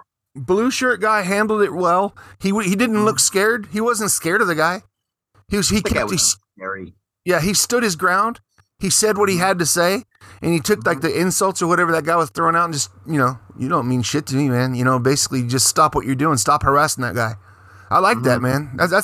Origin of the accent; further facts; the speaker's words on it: United States; I'm American.